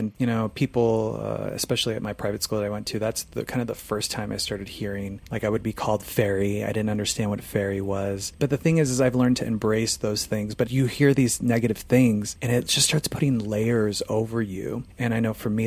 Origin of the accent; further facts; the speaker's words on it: Phoenix, Arizona, United States; moved away; I'm from Phoenix, Arizona originally